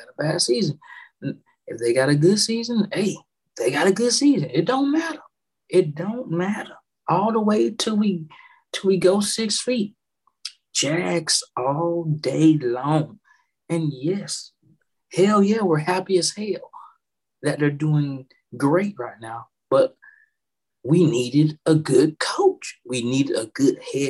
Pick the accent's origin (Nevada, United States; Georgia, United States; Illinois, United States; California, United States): Georgia, United States; Columbus; moved away as an adult; also born or lived in Jacksonville, Florida; I was raised in Columbus, Georgia, and I graduated from Carver High School in Columbus, Georgia